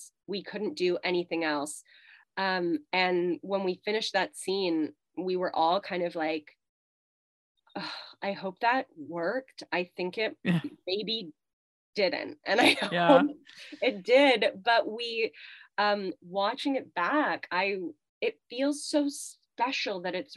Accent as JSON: {"language": "English", "country": "Canada", "accent": "Canadian", "said": "as a Canadian actor, you immediately go through all the words that you say differently than Americans"}